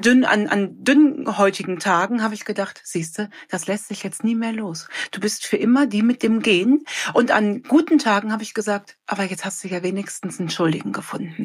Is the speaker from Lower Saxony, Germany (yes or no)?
no; Cologne, North Rhine-Westphalia, Germany; ich komme ja aus Köln